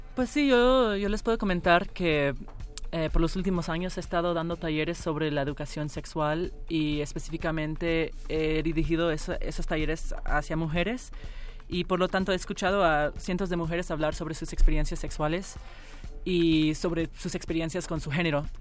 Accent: Miami, Florida, United States; nos criamos en Miami

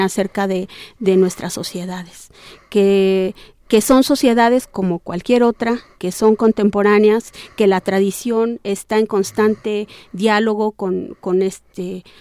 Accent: Sierra Norte, Oaxaca, Mexico; Yo soy de la Sierra Norte del estado de Oaxaca, eh, en Nega Zapoteca

